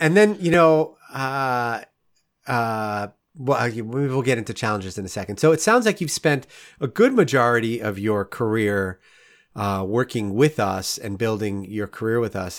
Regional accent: Rockland County, New York, United States; moved away as an adult; now in Saint Louis, United States; I grew up in Rockland County, which is, you know, on the north part of the New York State

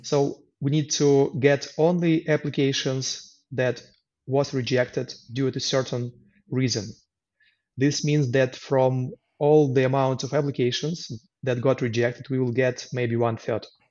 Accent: Luhansk, Luhansk Oblast, Ukraine; English is a second language; moved away as an adult; also born or lived in Kyiv, Ukraine; now in Poland; I was born in Lugansk in the east part of Ukraine. And in 2014, after uh, some internal separatist movement, I had to leave my home city and move to Kiev

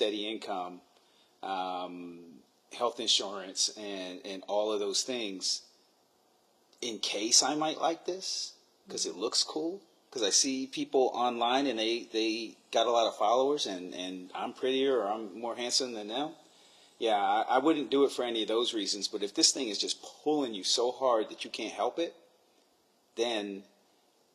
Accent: New York, United States; I'm from New York

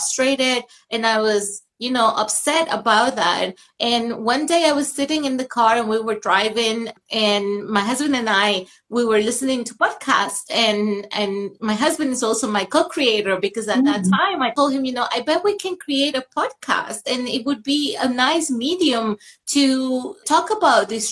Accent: Venezuela; moved away; I grew up in Venezuela where I was represented

